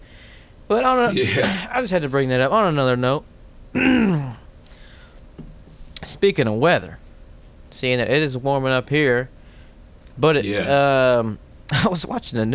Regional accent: New York, United States; I'm from New York.

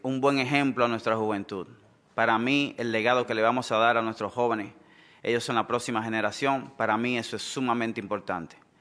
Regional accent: San Pedro de Macorís, Dominican Republic; oriundo de San Pedro de Macorís

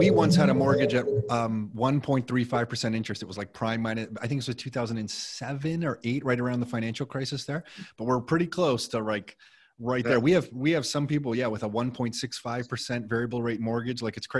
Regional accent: Mississauga, Ontario, Canada; we grew up in Mississauga.

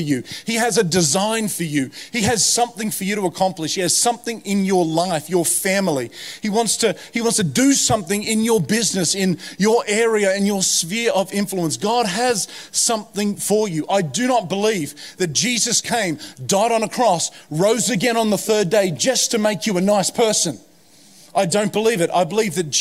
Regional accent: Hawkesbury, New South Wales, Australia; moved away as an adult; also born or lived in United States; growing up in the Hawkesbury where I grew up

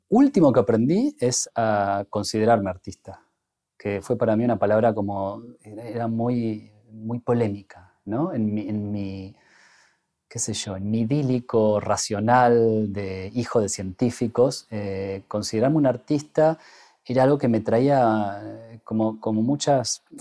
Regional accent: Bariloche, Río Negro, Argentina; also born or lived in Buenos Aires; yo me fui en la clásica este, migración que hacíamos los jóvenes de 18 años cuando cumplíamos esa edad y queríamos estudiar una carrera universitaria. Casi, casi todos mis amigos y toda la, diría que esa franja etaria de los barilochenses

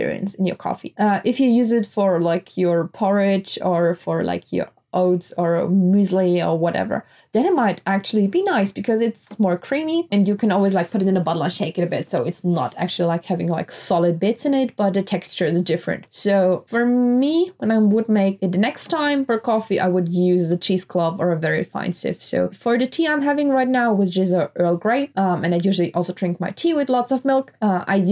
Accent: Graz, Styria, Austria; we don't have a Starbucks in Graz, in my hometown.

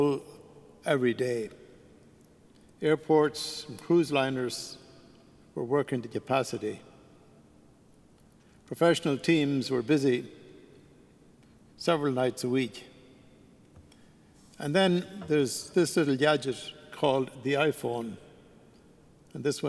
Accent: Ireland; moved away; being an Irishman, I decided I would go back to Ireland

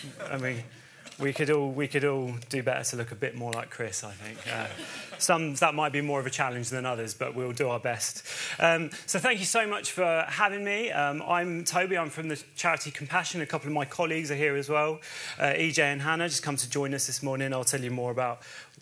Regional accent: Bedford, East of England, United Kingdom; moved away as an adult; also born or lived in Chichester; I'm originally from Bedford in Bedfordshire

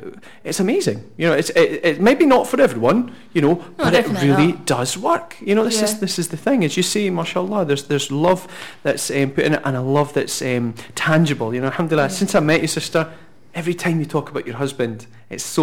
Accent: Scotland, United Kingdom; Sophie and I are married and we're both reverts and we're from Scotland

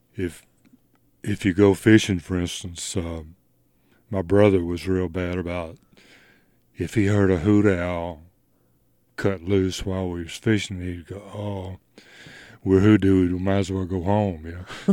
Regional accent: Goodwill, Louisiana, United States; also born or lived in Texas / Memphis, Tennessee; now in Leiper's Fork, United States; I grew up in, um, it's a little place called Goodwill, Louisiana.

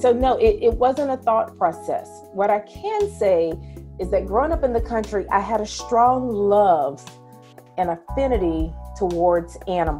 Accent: Capitola, Florida, United States; born or raised there; also born or lived in Tallahassee, Florida

